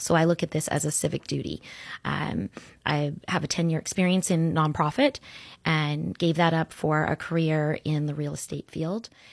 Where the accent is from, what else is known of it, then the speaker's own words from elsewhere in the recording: Orlando, Florida, United States; also born or lived in Sarasota, Florida; I grew up in Orlando